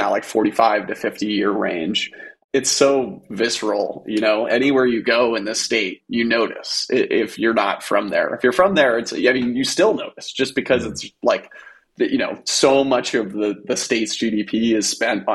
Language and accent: English; Maine, United States; moved away; Originally from Maine. That's where I spent my entire childhood.